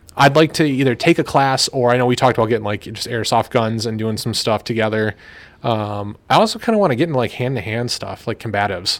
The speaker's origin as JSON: {"language": "English", "country": "United States", "said": "as an American"}